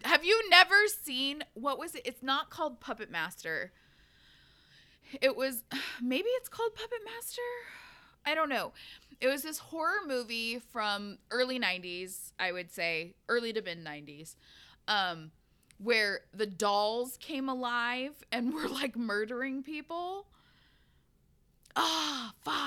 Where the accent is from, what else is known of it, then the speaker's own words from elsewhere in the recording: Pacific Northwest, United States; growing up in the Pacific Northwest